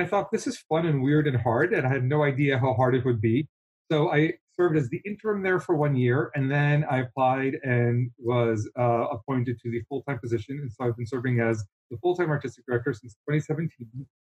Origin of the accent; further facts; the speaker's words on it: New Jersey, United States; also born or lived in Israel; born in Israel and we moved to the States when I was a kid, just a kid. And I grew up in this country in New Jersey